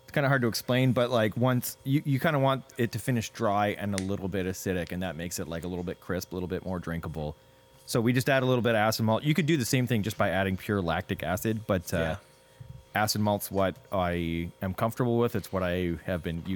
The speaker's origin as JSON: {"language": "English", "town": "Hamilton", "region": "Ontario", "country": "Canada", "tie": "born or raised there", "also_born_or_lived": "Milton, Ontario", "lives_now": "Kitchener, Canada", "said": "I grew up in Milton and then Hamilton, and then moved out to Kitchener"}